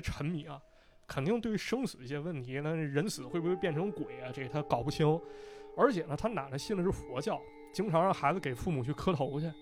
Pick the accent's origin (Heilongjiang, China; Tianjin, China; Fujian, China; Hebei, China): Hebei, China; Shijiazhuang; 是我的家乡石家庄